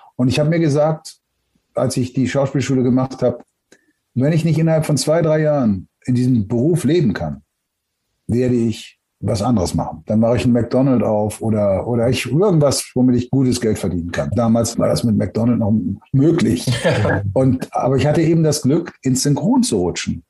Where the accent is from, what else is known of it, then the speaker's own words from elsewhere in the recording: Germany; Natürlich bin ich Deutscher, bin hier aufgewachsen und, und, und geboren